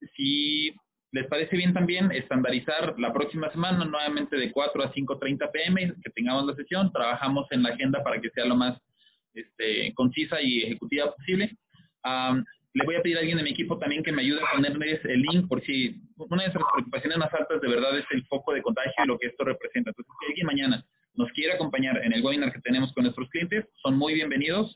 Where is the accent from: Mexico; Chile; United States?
Mexico; como mexicanos